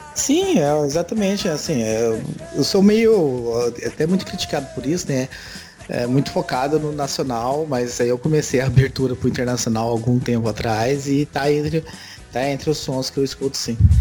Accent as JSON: {"language": "Portuguese", "region": "Goiás", "country": "Brazil", "moved": "yes", "said": "eu sou de Goiás, né? Morei lá até oitenta, noventa e sete"}